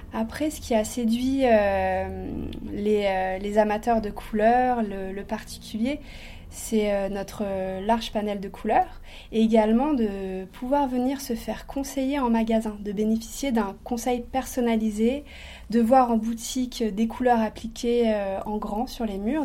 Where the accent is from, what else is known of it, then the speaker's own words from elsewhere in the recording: Avignon, Provence-Alpes-Côte d'Azur, France; Je viens d'Avignon, là où se situe l'entreprise, le siège et l'usine, et également là où est originaire ma famille